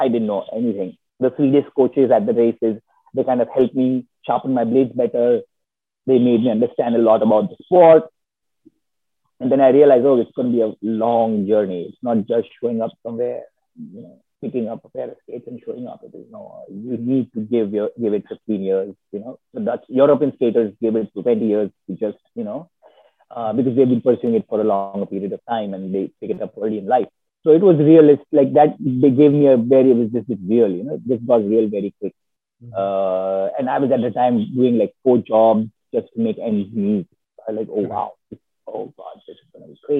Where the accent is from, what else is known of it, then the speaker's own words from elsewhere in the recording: India; moved away as an adult; also born or lived in Copenhagen, Denmark; now in Netherlands; growing up in India